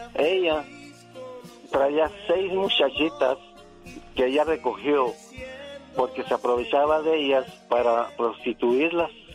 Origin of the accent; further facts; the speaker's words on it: Ciudad Juárez, Chihuahua, Mexico; yo tengo 74 años y yo soy nacido en Ciudad Juárez. Y desde los 12 años yo ando en las cantinas en Juárez